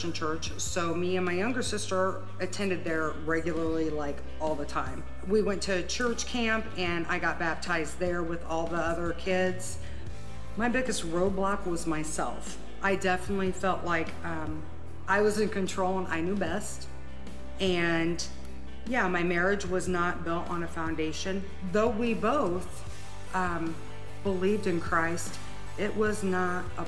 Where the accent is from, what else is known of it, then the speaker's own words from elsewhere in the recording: Huntington, Indiana, United States; I'm from Huntington.